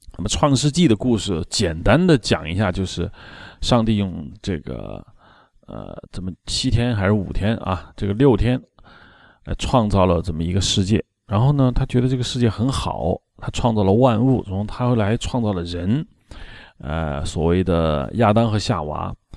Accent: China; 我们中国人

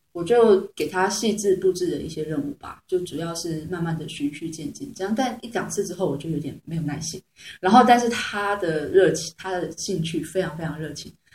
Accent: Taiwan; accent: Taiwanese; also born or lived in Beijing; 我是来自台湾的实验女王

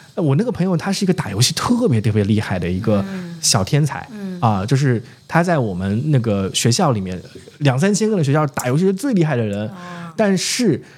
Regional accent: Zhejiang, China; moved away; 我们同时都从浙江一个小城市出来的

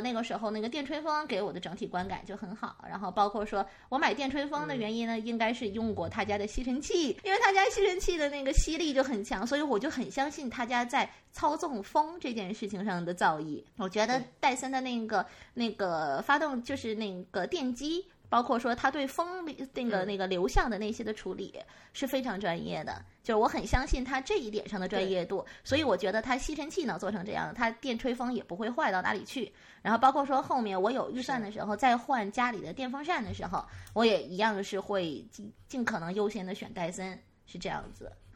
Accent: Northeast China, China; moved away; also born or lived in Guangdong; 用我们东北话讲

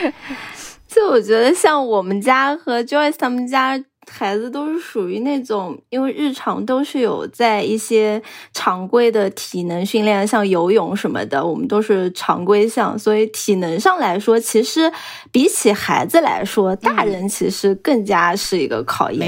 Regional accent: Zhejiang, China; 我们浙江人

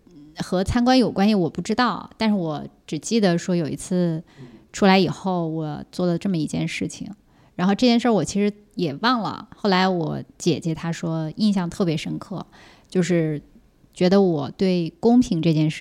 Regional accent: Siping, Jilin, China; 四平呀，我在四平出生的。

